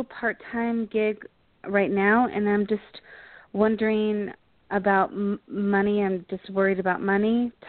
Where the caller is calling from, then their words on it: Colorado, United States; I'm calling from Colorado.